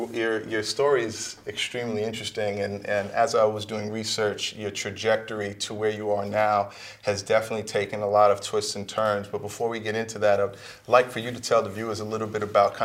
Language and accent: English; New York City, New York, United States; I'm from Queens